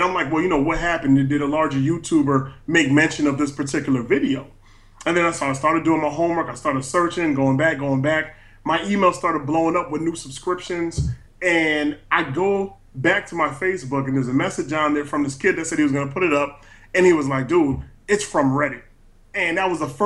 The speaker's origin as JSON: {"language": "English", "town": "Stratford", "region": "Connecticut", "country": "United States", "said": "I'm actually from Stratford, Connecticut"}